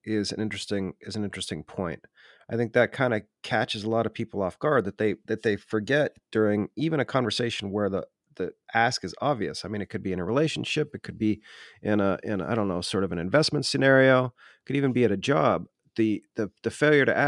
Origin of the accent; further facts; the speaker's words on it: Ohio, United States; I'm from Ohio, so I can kind of hear the Ohio in that statement.